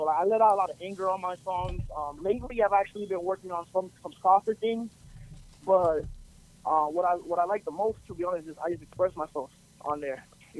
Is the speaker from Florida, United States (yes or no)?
yes; Orlando, Florida, United States; I was born and raised on the west side of Orlando.